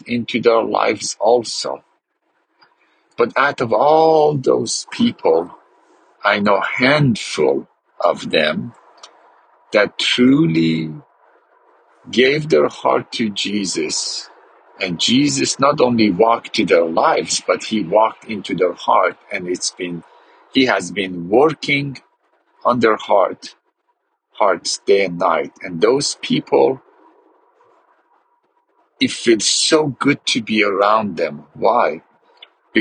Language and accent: English; Iran; I grew up in Iran and grew up as a Muslim